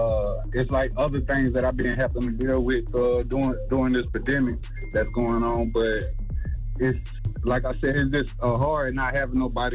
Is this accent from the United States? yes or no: yes; Aiken, South Carolina, United States; now in Lexington, United States; I'm from South Carolina, too, man. {S7} Okay, what part? {S5} Aiken